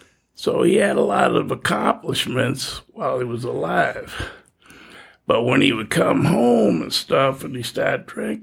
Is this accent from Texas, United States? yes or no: no; Boston, Massachusetts, United States; moved away as an adult; now in Los Angeles, United States; I was born and raised in Boston, Massachusetts.